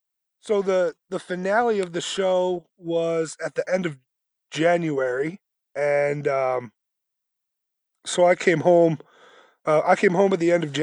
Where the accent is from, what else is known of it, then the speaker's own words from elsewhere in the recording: New Jersey, United States; also born or lived in Brooklyn, New York; so I was born in Brooklyn, grew up in New Jersey, went to college in Mass